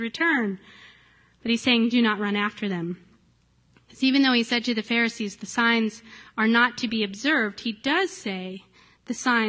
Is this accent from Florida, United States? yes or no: no; Ohio, United States; moved away; my hometown in Ohio, it's just this little town